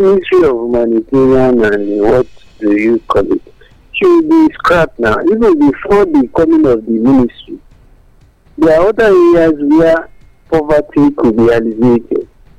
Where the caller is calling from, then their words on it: Abuja, Federal Capital Territory, Nigeria; calling from Abuja.